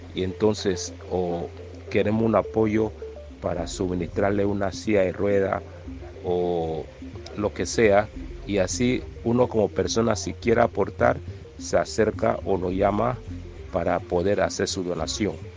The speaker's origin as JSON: {"language": "Spanish", "region": "Colón", "country": "Panama", "said": "como somos de Colón del área"}